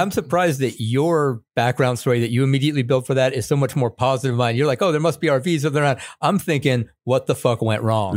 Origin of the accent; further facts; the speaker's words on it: upstate New York, United States; I grew up upstate New York, and it partially being because my dad was in the military too